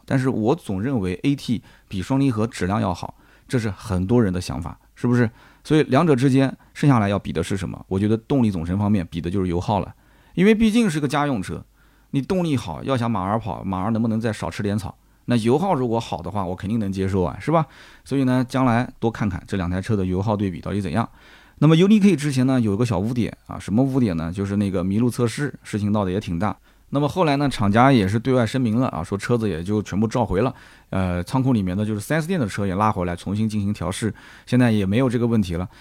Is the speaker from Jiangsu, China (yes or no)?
yes; Nanjing, Jiangsu, China; accent: Nanjing dialect; 我们南京话